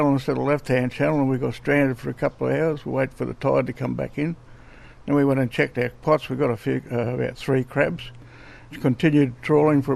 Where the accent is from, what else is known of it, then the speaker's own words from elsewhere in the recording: Northern Territory, Australia; also born or lived in Pine Creek / Alice Springs / Darwin; I'm from Wollaghi. I'm 81 years of age, and I've lived in the territory just about all my life.